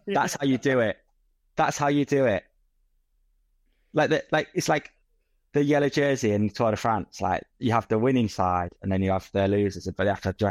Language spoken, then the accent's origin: English; Oslo, Norway; I'm an Oslo fan, mate. I'm from Oslo. I'm East.